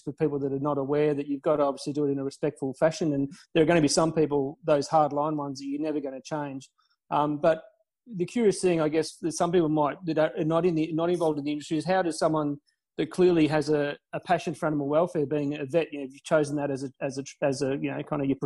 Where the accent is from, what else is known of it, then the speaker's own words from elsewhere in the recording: Australia; we as an Australian, you know, kind of peoples